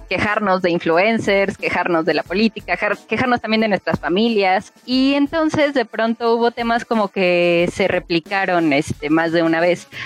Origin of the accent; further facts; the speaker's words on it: Milpa Alta, Mexico City, Mexico; somos de Milpalta